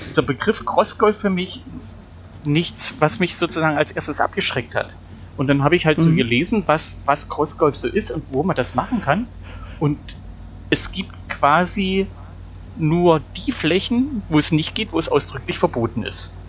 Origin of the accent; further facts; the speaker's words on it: East Germany, Germany; ihr wisst ja, ich komme aus dem Osten, wir hatten ja nichts.